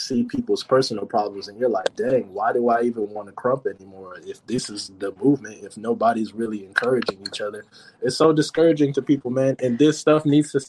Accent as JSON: {"language": "English", "town": "New Haven", "region": "Connecticut", "country": "United States", "said": "I'm from New Haven, Connecticut"}